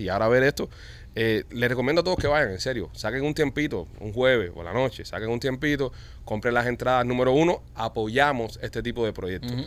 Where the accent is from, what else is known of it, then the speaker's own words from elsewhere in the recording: Cuba; now in Miami, United States; nosotros los cubanos